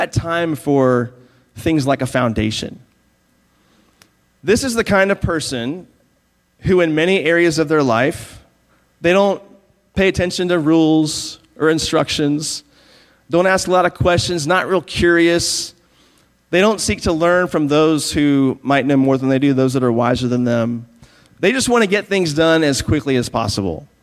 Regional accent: Virginia, United States; moved away; I grew up in Virginia

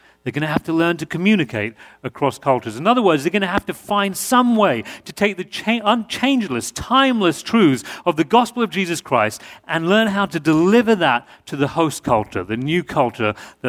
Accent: New York, United States; accent: New York; And and I'm still going to work on my New York accent as well, so it's getting really, really confusing.

